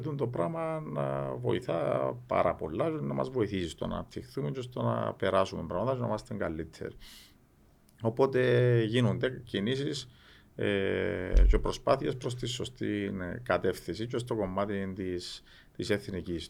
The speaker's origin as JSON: {"language": "Greek", "country": "Cyprus", "said": "Είμαστε δίπλα από την Ελλάδα"}